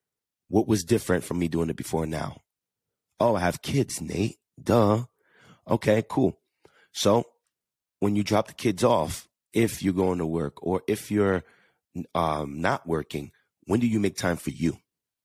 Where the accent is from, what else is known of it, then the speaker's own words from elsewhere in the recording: New York, United States; accent: New York/Jersey; Yes, baby. I have that New York, Jersey, that accent. It's so hard for me to get rid of it.